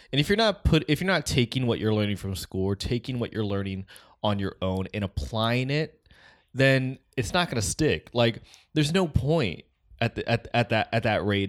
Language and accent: English; West Coast, United States; we're from the West Coast